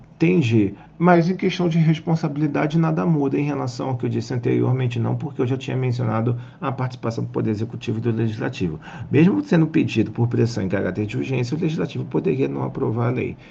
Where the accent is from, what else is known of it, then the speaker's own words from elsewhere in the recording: Rio de Janeiro, Brazil; Eu, como carioca